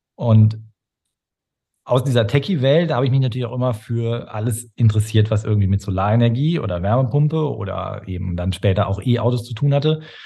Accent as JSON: {"language": "German", "area": "Ruhr area, near Dortmund", "region": "North Rhine-Westphalia", "country": "Germany", "tie": "born or raised there", "also_born_or_lived": "Stade", "said": "Groß geworden bin ich im Ruhrgebiet, an, ja. an der Grenze zu Dortmund"}